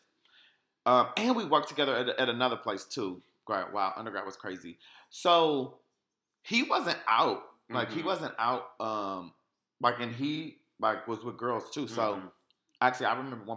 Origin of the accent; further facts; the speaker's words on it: Sugar Land, Texas, United States; I grew up in Sugar Land, Texas